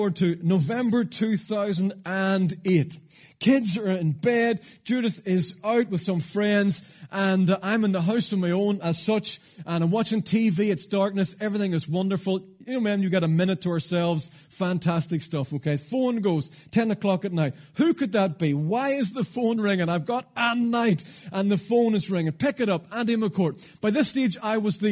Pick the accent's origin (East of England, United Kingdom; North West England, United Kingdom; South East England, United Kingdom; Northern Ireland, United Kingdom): Northern Ireland, United Kingdom; Ballynahinch; also born or lived in Londonderry; I'm from Ballinhinch originally, my parents are still there